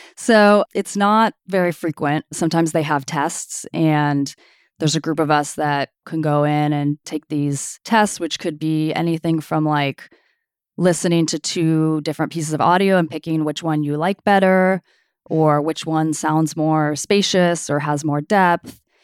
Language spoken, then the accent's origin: English; Sunnyvale, California, United States; also born or lived in Toronto, Canada; I grew up in Sunnyvale. I was born in Toronto, Canada, but I grew up in the South Bay in Sunnyvale